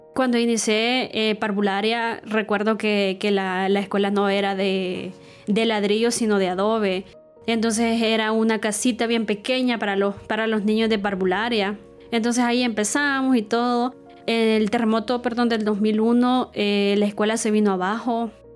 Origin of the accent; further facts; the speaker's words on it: Estanzuelas, Usulután, El Salvador; now in San Salvador, El Salvador; Cuando tenía 5 años, eh, mi mamá decidió irse a vivir con, con, sus papás. Ellos viven en el departamento de Usulután, específicamente en el municipio de, de Sanzuelas